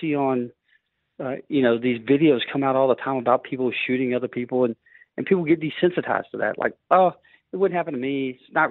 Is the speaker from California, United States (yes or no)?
no; Cloverleaf, Texas, United States; Well, I grew up in the Cloverleaf area, and if anybody knows that area over in North Shore, it's not the nicest of areas